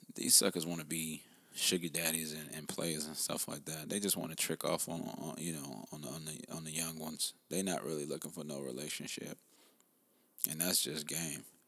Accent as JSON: {"language": "English", "country": "United States", "said": "I'm I'm African American"}